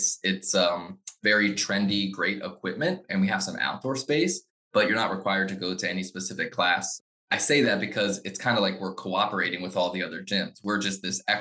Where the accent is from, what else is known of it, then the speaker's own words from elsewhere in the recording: Frederick, Maryland, United States; I grew up in Frederick. I love Frederick so much. So I grew up here